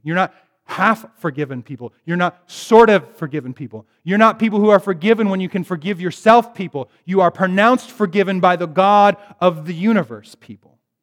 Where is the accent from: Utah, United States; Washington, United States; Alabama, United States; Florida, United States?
Washington, United States; Bellingham; moved away; I'm from Bellingham originally.